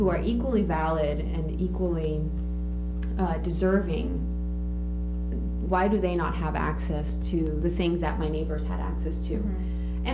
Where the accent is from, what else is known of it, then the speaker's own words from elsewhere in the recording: Orange County, Southern California, United States; being bicultural, bilingual, growing up in Orange County, Southern California